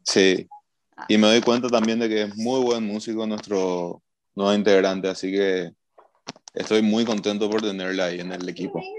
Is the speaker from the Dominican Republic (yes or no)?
no; Paraguay; somos una banda de Paraguay, somos cinco